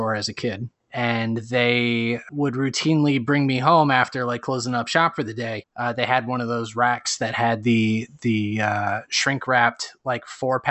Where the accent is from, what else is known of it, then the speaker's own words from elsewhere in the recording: New Jersey, United States; moved away; I'm from North Jersey, which is the home of Action Park recently.